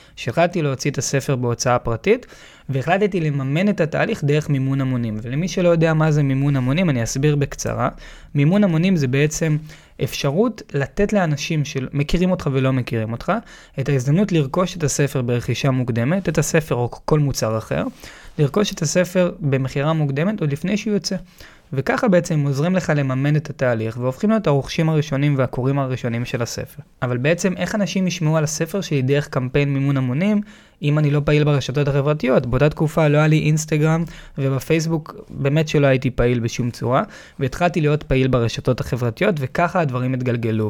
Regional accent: Tel Aviv, Tel Aviv District, Israel; וגדלתי בתל אביב

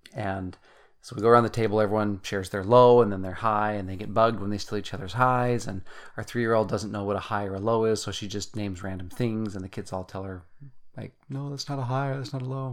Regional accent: Utah, United States; moved away as an adult; also born or lived in Germany; we come from Utah originally

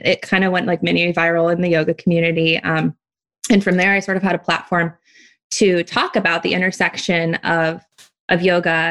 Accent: Oakland, California, United States; moved away as an adult; now in Hawaii, United States; And then I grew up in Oakland.

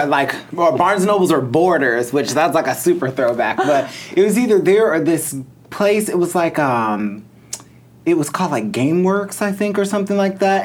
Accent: Mundelein, Illinois, United States; now in Los Angeles, United States; I'm from Mundelein.

